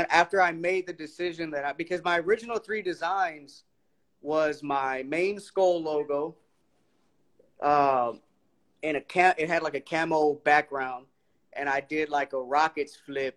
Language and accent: English; Houston, Texas, United States; I'm from Houston